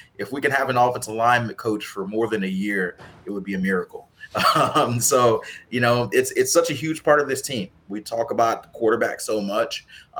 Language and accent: English; Mississippi, United States; moved away; I'm from Mississippi